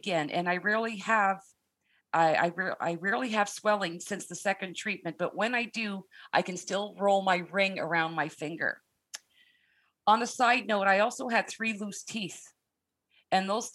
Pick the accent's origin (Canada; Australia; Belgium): Canada; I'm Canadian